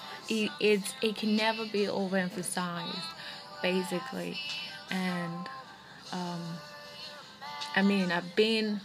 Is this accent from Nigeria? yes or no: yes; Nigeria; being in Nigeria, being a Nigerian, being an African, and being a lesbian is never pretty.